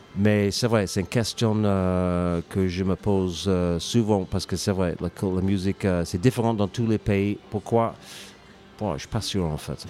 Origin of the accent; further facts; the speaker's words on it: England, United Kingdom; French is a second language; moved away as an adult; also born or lived in United States / Ireland / Lyon / Drôme; now in France; je suis anglais, mais je suis parti en Angleterre à, à peu près 20 ans